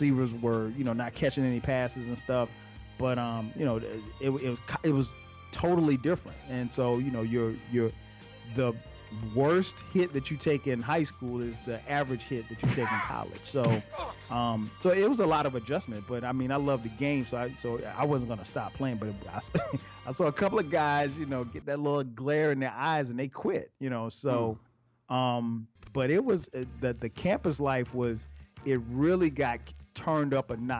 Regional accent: Florence, South Carolina, United States; I grew up in Florence, South Carolina

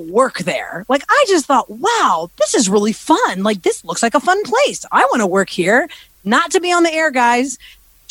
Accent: Houston, Texas, United States; moved away as an adult; also born or lived in Philadelphia; Born and raised in Houston, Texas, to a Greek family. My parents were born in Greece. I'm a first generation Greek American

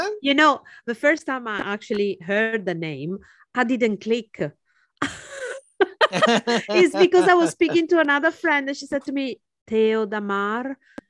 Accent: Friuli-Venezia Giulia, Italy; now in Venice, Italy; I'm from Friuli.

